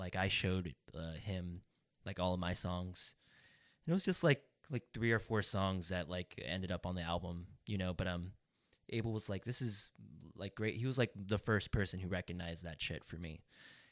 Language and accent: English; Stockton, California, United States; we've all, like, been born and raised in Stockton, or we've lived in Stockton our whole lives